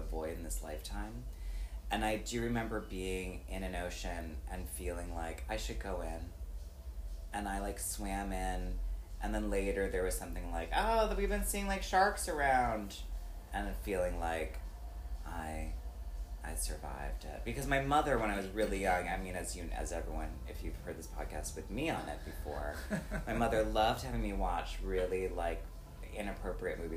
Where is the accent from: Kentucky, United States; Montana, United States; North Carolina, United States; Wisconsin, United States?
Wisconsin, United States; I'm absolutely from Wisconsin